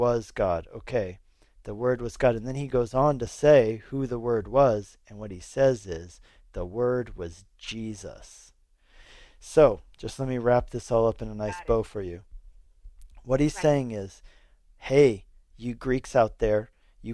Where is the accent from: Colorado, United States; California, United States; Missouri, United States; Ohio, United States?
Colorado, United States; moved away as an adult; also born or lived in Hungary; I grew up here in Colorado